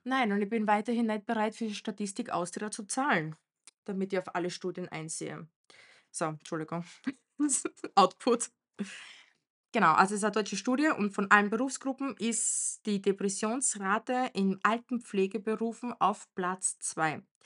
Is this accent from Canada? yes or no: no; Romania; moved away; Bei uns in Rumänien